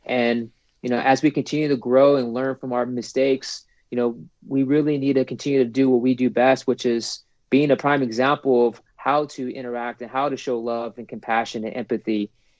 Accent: San Diego, California, United States; And again, I'm from San Diego, so like I feel almost spoiled

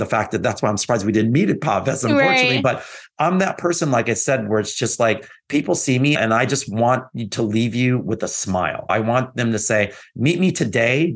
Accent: Texas, United States; I grew up in Texas

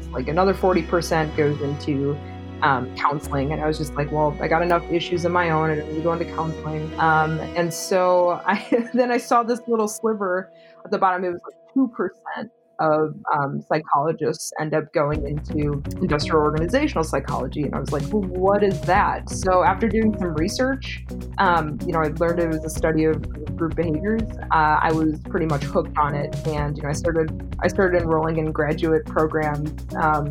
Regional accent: Milwaukee, Wisconsin, United States; moved away as an adult; now in Madison, United States; I am from Milwaukee, living in Madison, Wisconsin

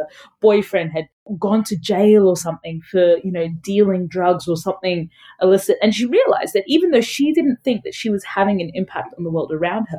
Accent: Brisbane, Queensland, Australia; also born or lived in Sudan; My family migrated to a small-ish city in Australia called Brisbane.

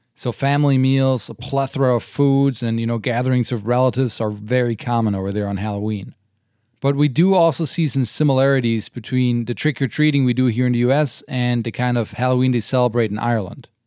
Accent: Germany; now in United States; growing up in Germany

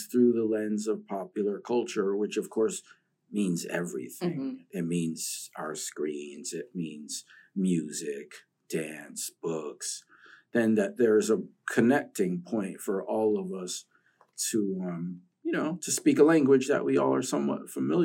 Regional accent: New York, United States; growing up in New York

